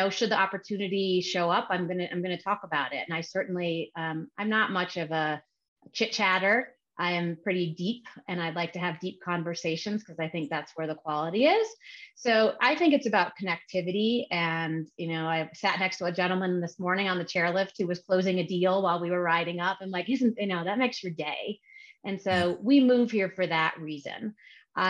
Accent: Chicago, Illinois, United States; moved away as an adult; also born or lived in California; I was born and raised in Chicago

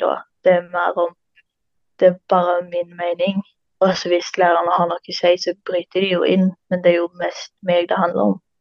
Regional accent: Karmøy, Rogaland, Norway; Jeg kommer fra en plass etter Karmøy og går på Stangeland ungdomsskole.

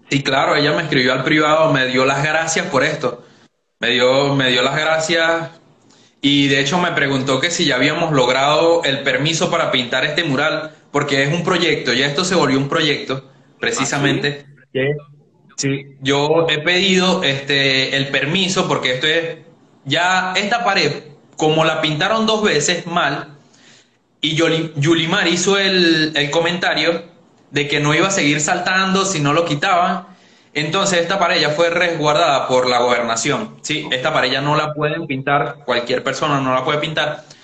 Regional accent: Venezuela; como buen venezolano, todos lo tomamos a chiste y todos nos divertimos

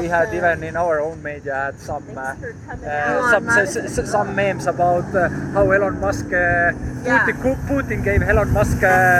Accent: Estonia; I'm from Estonia.

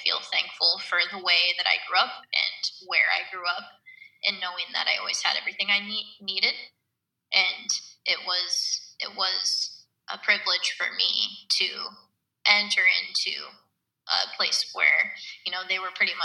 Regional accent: United States; me being an American

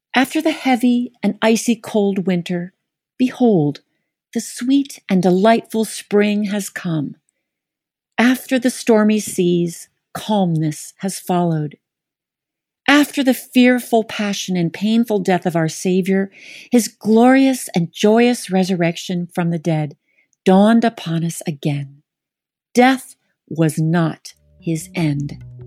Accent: Atlanta, Georgia, United States; growing up in Atlanta as the preacher's daughter at North Avenue Presbyterian

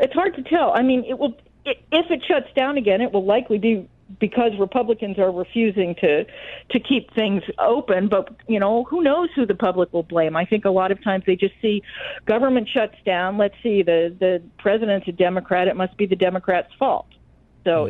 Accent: Washington, District of Columbia, United States; I grew up in Washington D.C., so obviously I'm often surrounded by people who have some link to the federal government

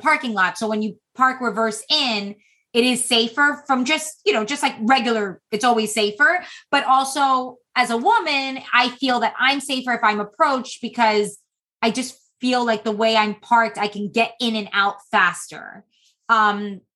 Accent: Florida, United States; also born or lived in Massachusetts; I'm from Florida

